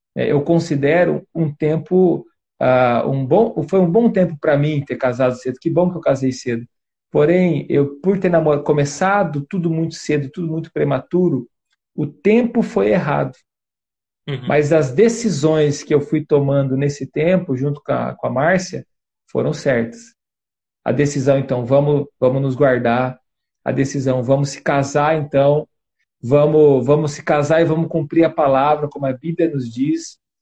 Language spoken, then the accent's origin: Portuguese; western Paraná, Brazil; Eu sou do, do oeste do Paraná